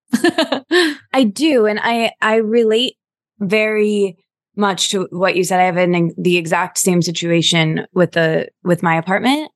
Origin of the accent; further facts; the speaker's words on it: Midwest, United States; I'm from the Midwest